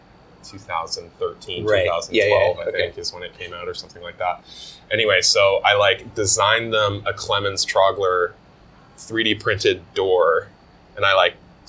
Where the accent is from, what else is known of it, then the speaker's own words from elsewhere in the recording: Toronto, Ontario, Canada; moved away as an adult; now in Los Angeles, United States; I grew up in Toronto.